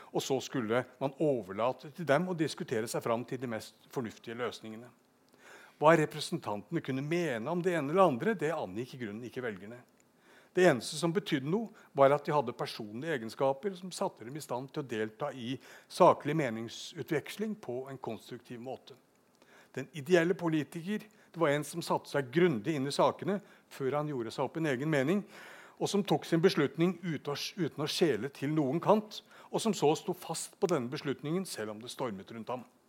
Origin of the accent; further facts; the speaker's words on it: Bergen, Vestland, Norway; Bergen det er min hjemby